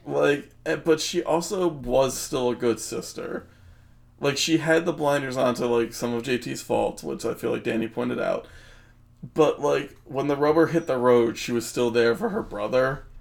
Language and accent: English; New Jersey, United States; we're from Jersey